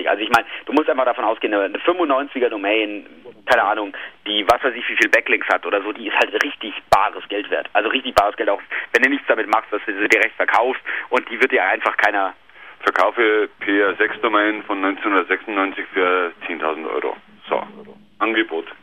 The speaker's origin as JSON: {"language": "German", "region": "North Rhine-Westphalia", "country": "Germany", "said": "Ja, ich bin aus der Nähe von Köln. Also wir feiern hier Kölner"}